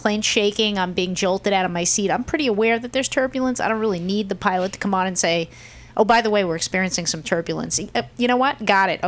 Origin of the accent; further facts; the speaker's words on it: Midwest, United States; How you doing? I'm from the Midwest.